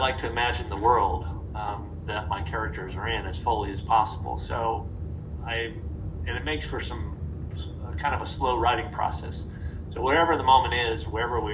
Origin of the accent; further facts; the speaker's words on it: Midwest, United States; being a Midwesterner myself